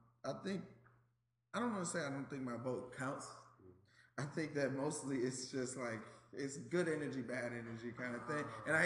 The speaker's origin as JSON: {"language": "English", "town": "Atlanta", "region": "Georgia", "country": "United States", "moved": "as an adult", "lives_now": "Washington, D.C., United States", "said": "I'm from Atlanta, Georgia."}